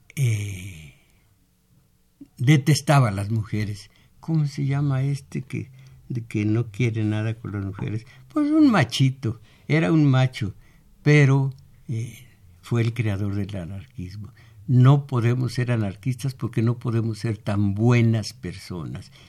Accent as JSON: {"language": "Spanish", "region": "Michoacán", "country": "Mexico", "tie": "born or raised there", "moved": "yes", "said": "en mi pueblo no dicen como agua en batea, sino como agua en peribana"}